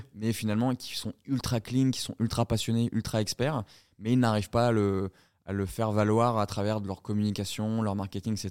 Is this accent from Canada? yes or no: no; south of France, France; also born or lived in Colombia; Je suis originaire du sud de la France